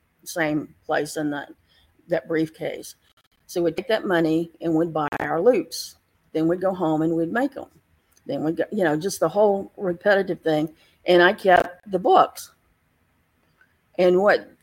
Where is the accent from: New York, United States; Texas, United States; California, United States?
Texas, United States; Galveston; I lived in Galveston. I grew up in Galveston